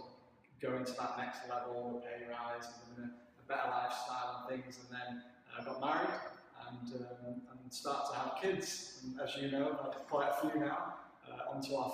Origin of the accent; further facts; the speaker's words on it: Woodford, North West England, United Kingdom; moved away as an adult; I grew up in the Northwest in Cheshire, just south of Manchester, a place called Woodford near Stockport